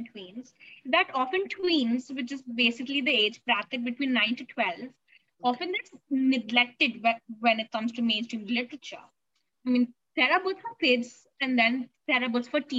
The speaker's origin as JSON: {"language": "English", "country": "India", "tie": "born or raised there", "said": "I'm a teen author, blogger, and literature advocate from India. And I was born and brought up here"}